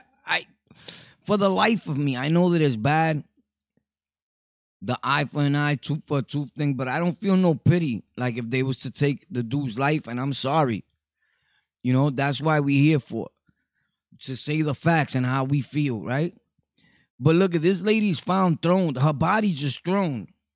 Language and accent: English; Brooklyn, New York, United States; You know, we're from Brooklyn over here.